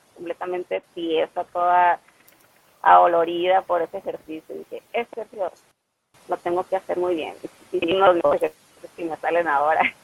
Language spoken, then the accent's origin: Spanish; Ciudad Obregón, Sonora, Mexico; Soy de Ciudad Obregón, Sonora